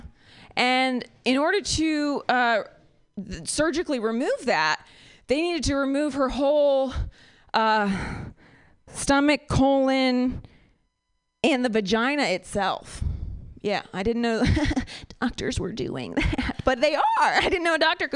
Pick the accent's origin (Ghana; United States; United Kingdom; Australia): United States; Ohio; now in Bay Area, United States; I am from Ohio.